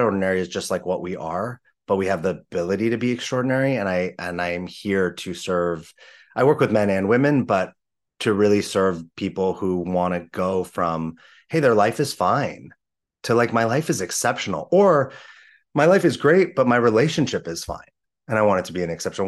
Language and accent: English; Los Angeles, California, United States; I grew up in Los Angeles in the 80s and 90s